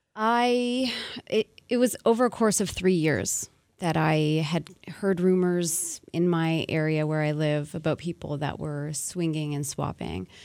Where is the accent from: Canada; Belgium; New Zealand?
Canada; Montreal, Quebec; born and raised in Montreal